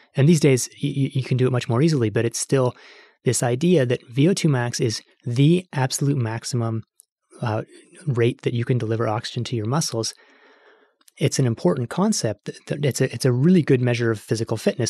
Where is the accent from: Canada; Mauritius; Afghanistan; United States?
Canada; I'm Canadian